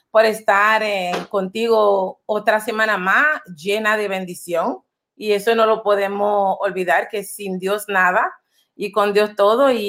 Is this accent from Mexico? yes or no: no; Panama; Nosotros como panameños pues eh, usamos guayabera